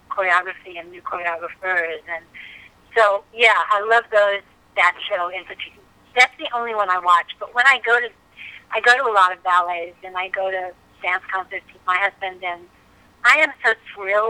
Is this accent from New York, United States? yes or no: yes; New York City, New York, United States; I am a New York girl. I was born in Manhattan, grew up there